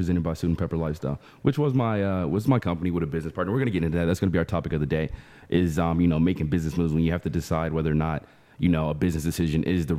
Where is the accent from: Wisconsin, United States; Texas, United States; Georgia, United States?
Texas, United States; Dallas; We're both technically from Dallas